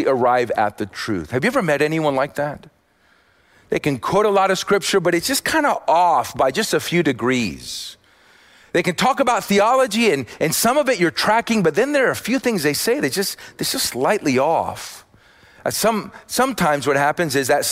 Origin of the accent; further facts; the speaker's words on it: Austin, Texas, United States; I'm from Austin